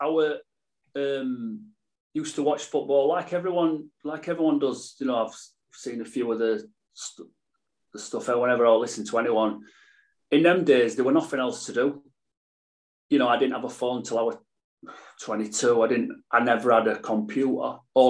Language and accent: English; Sheffield, Yorkshire and the Humber, United Kingdom; Yeah, I'm from Sheffield. In just up from Wednesday Ground, Hillsborough, Parson Cross, just up there. Literally a 5-minute walk from Chef Wednesday Ground. From born, same house until I were, well, I moved out, I think I was 24.